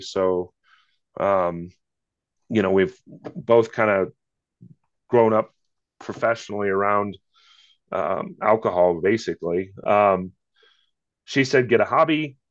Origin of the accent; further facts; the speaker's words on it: Iowa, United States; now in Littleton, United States; grew up in the Midwest in Iowa